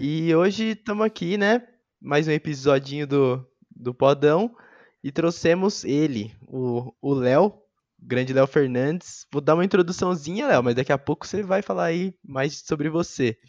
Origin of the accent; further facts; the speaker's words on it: Jundiaí, São Paulo, Brazil; moved away as an adult; also born or lived in Limeira; now in Campinas, Brazil; cresci também ali em Jundiaí